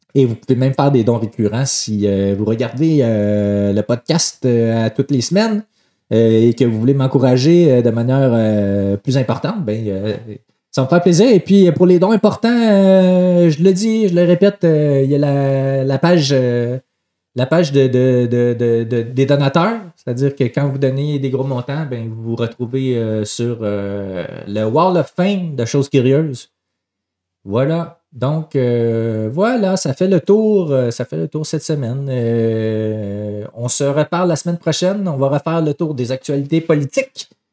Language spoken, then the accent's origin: French; Quebec, Canada; on est des Québécois, Même si on est une minorité